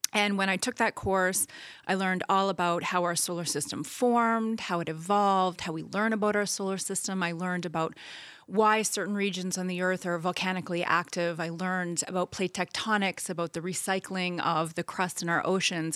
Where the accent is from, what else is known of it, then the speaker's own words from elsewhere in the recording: New Brunswick, Canada; I grew up in New Brunswick